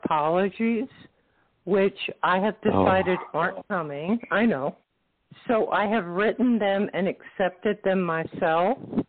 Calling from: Florida, United States; From Florida.

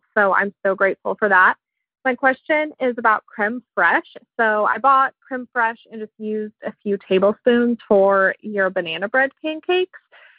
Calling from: Oklahoma City, Oklahoma, United States; I'm calling from Oklahoma City.

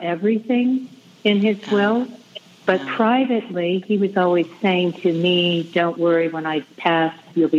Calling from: Santa Fe, New Mexico, United States; Santa Fe, New Mexico.

